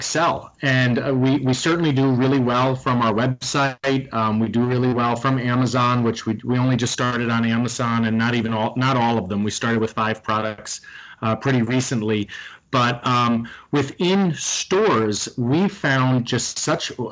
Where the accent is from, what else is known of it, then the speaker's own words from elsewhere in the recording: Bergen County, New Jersey, United States; moved away; I'm originally from New Jersey